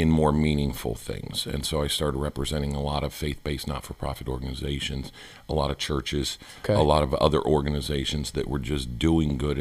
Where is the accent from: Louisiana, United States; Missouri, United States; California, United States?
California, United States; Southern; moved away; also born or lived in Kentucky; I was born and raised in Southern California